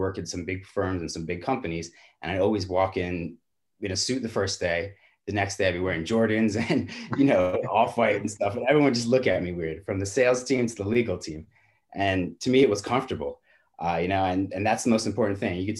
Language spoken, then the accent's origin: English; New York, United States; I grew up in New York